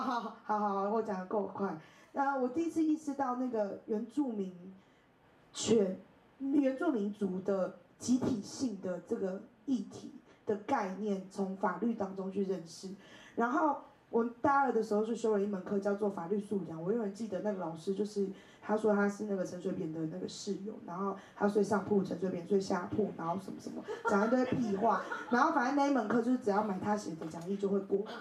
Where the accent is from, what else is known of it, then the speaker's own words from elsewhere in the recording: Taipei, Taiwan; 我就是土生土长的台北人，然后，呃，我爸爸是外省第二代，然后我妈妈是就是小，很小的时候就离开部落的那个第一代，来到都市的， 的都市原住民这样